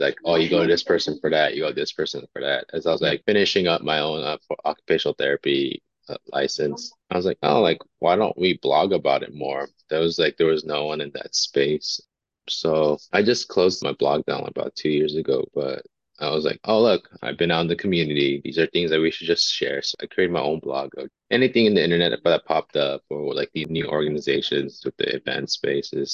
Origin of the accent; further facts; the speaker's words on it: Montebello, California, United States; So I am born and raised in Los Angeles. I grew up in a city called Montebello, just east of Los Angeles